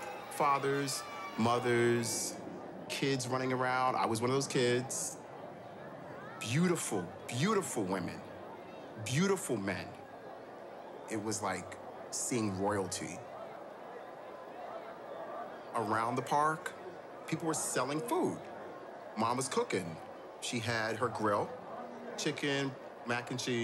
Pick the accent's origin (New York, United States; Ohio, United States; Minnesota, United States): New York, United States; New York City; Growing up in Harlem